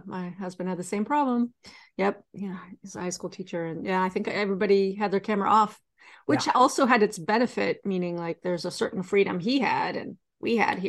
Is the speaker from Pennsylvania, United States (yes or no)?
no; Sonoma, California, United States; I grew up in Sonoma, but my father worked in San Francisco.